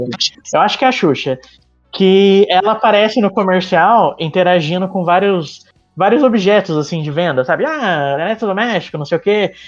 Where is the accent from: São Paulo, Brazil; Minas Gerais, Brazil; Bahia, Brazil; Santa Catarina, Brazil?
São Paulo, Brazil; interior of; eu sou do interior de São Paulo